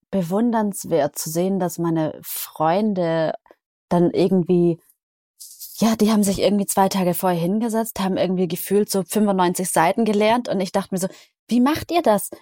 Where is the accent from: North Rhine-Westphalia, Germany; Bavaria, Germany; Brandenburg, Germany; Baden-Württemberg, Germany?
Baden-Württemberg, Germany; Isny im Allgäu; moved away; in Isnim Allgäu, in meiner Heimat